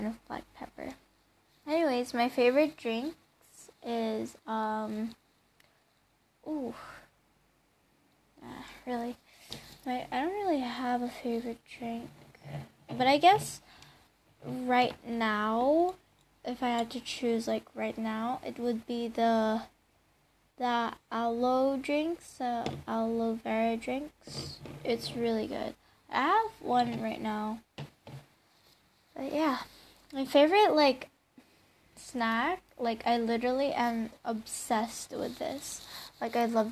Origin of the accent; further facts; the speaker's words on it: Baguio, Cordillera Administrative Region, Philippines; I was born in Philippines, Baguio City